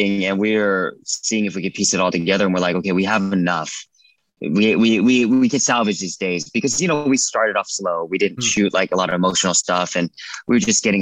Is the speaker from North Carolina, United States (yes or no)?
no; California, United States; I'm from California